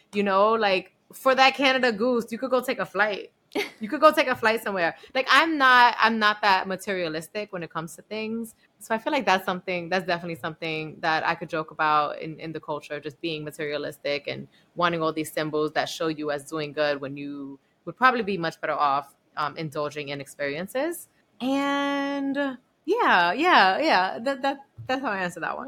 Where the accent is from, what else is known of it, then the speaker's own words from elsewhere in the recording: New York City, New York, United States; I'm like from the Bronx and I went to Barnard